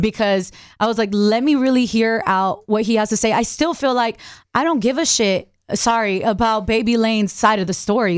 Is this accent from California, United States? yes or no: yes; Long Beach, California, United States; I'm from L A, I'm from Long Beach